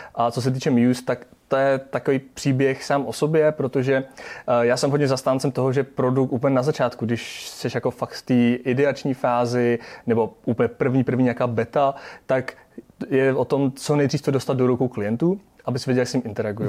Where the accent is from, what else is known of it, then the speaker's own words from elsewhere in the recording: Czechia; jsme Češi